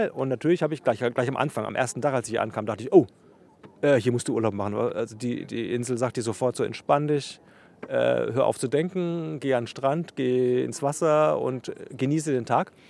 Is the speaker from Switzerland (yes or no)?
no; Bavaria, Germany; now in Berlin, Germany; ich komme ja aus Unterfranken ursprünglich, da gibt es ja auch eher so eine leicht hügelige Landschaft und in Berlin ja sowieso alles voll gebaut mit Häusern.